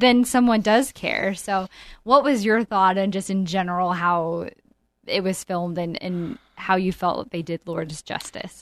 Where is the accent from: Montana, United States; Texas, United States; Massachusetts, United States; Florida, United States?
Montana, United States; moved away; I'm from Montana